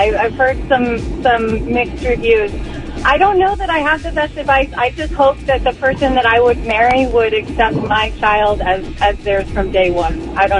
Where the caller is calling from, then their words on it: Orange, California, United States; I'm calling from Orange.